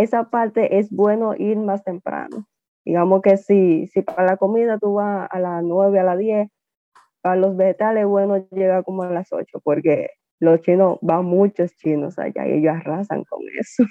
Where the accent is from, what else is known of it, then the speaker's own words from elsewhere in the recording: Dominican Republic; also born or lived in Taiwan; me trajeron acá cuando yo tenía ocho meses de nacida.